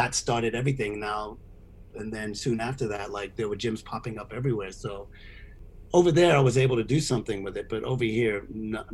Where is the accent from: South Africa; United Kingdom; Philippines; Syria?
Syria; moved away as an adult; now in United States; I moved from Syria like when I was 20 years old.